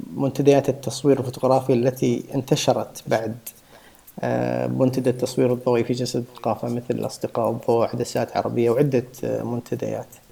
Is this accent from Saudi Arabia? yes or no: yes; Saudi Arabia; عندنا في السعوديه